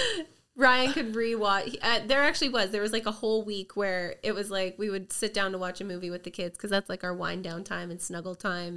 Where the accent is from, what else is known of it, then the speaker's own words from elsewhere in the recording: Merritt, British Columbia, Canada; I grew up in Merritt